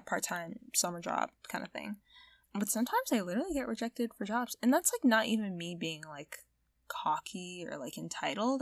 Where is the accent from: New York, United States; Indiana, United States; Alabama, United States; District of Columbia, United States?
Indiana, United States; Southern; accent: American; I was born and bred in Southern Indiana